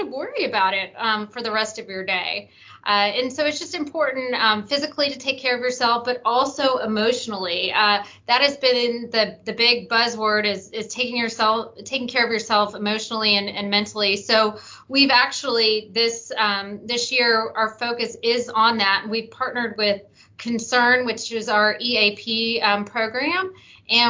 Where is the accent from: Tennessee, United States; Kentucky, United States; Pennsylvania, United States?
Tennessee, United States; Memphis; moved away as an adult; also born or lived in Arizona; I moved back to Memphis, my hometown